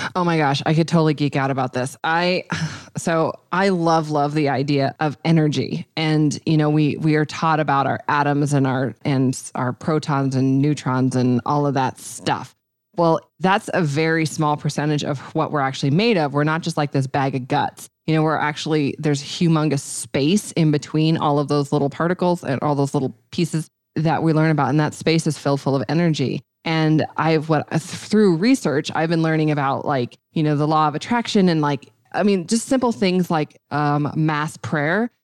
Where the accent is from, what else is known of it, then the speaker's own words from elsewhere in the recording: Montana, United States; I'm from Montana